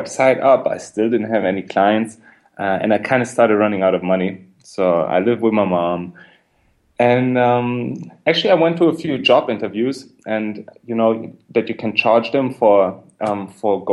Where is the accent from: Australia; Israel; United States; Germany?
Germany; Berlin; I'm from Berlin. I grew up in Berlin